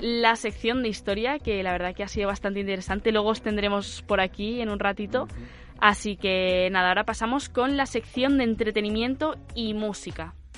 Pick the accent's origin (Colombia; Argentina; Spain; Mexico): Spain; Madrid, Community of Madrid; yo que soy de Madrid